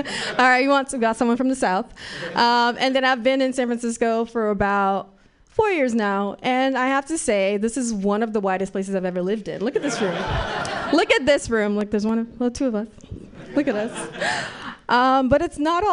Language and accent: English; Nigeria; moved away; I'm a Nigerian child